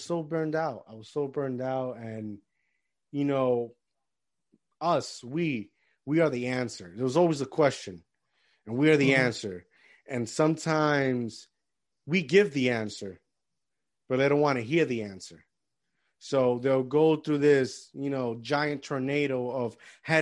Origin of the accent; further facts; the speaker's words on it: Puerto Rico; moved away; I grew up in Puerto Rico. I came here.